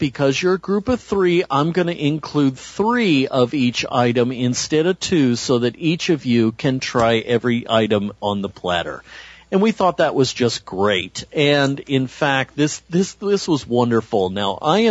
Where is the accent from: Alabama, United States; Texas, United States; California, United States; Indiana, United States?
California, United States; I'm the Californian